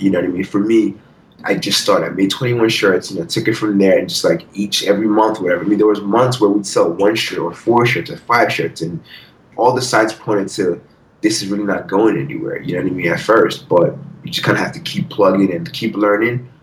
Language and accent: English; Nigeria; also born or lived in Philadelphia; now in United States; growing up in Nigeria